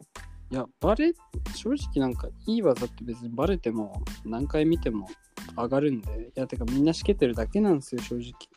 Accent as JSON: {"language": "Japanese", "region": "Hokkaido", "country": "Japan", "tie": "born or raised there", "said": "なんか田舎すごい田舎なんで僕も"}